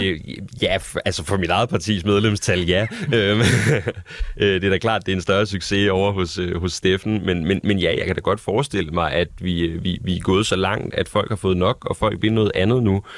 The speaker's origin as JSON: {"language": "Danish", "country": "Denmark", "said": "jeg er dansker"}